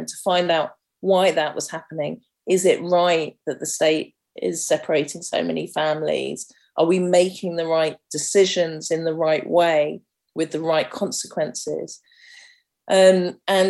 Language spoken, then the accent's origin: English; London, United Kingdom; growing up in Camden's so diverse